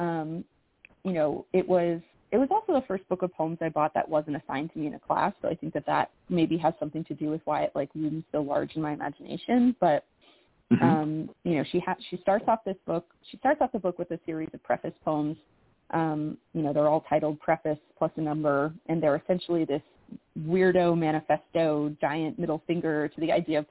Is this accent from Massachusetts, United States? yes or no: yes; Massachusetts, United States; moved away as an adult; I grew up in Massachusetts, and I haven't lived there in like 10 years